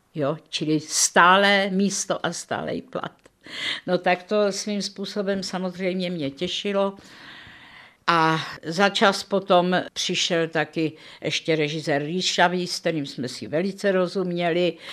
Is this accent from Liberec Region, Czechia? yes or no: no; Prague, Czechia; Narodila jsem se v červnu 1936 v Praze